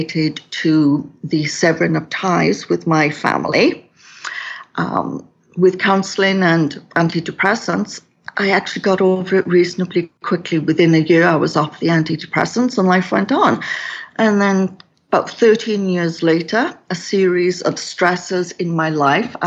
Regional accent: Wales, United Kingdom; now in Kelowna, Canada; So I was born in Wales in the United Kingdom.

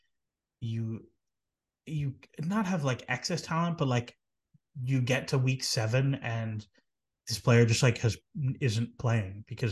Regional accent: Canada; as a Canadian

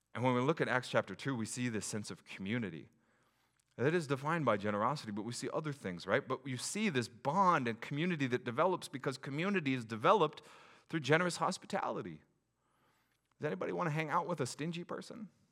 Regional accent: Pacific Northwest, United States; as a Pacific Northwest person

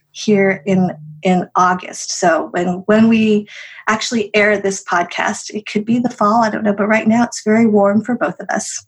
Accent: Colorado, United States; I grew up in Colorado

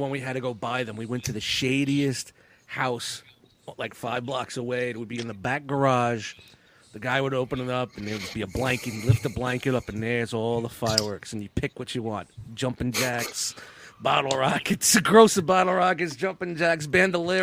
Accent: New York City, New York, United States; Growing up in Brooklyn in the 70s, 80s in Canarsie, Brooklyn

